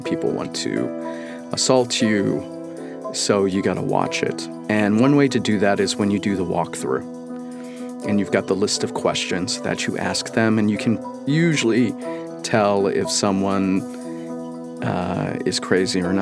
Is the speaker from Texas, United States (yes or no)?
no; Washington, United States; my home state, Washington